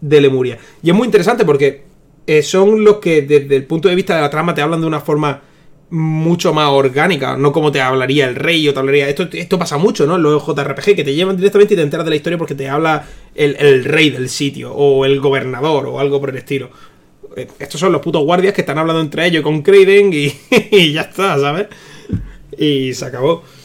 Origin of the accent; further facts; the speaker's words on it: Almería, Andalusia, Spain; Soy de Almería